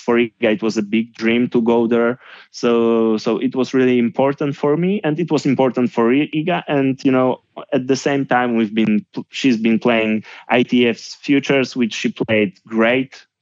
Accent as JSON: {"language": "English", "town": "Gdynia", "region": "Pomeranian Voivodeship", "country": "Poland", "tie": "born or raised there", "also_born_or_lived": "Warsaw, Poland", "second_language": "English", "moved": "as an adult", "said": "Then I moved from Gdynia to, to Warsaw, to the capital of Poland, and I started to work in full time as a coach"}